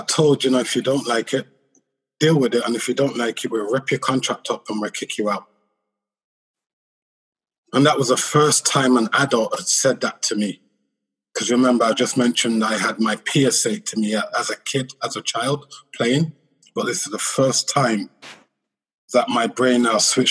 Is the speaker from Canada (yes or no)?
no; England, United Kingdom; I'm born and raised in England, growing up in England, you know, in the 70s and the 80s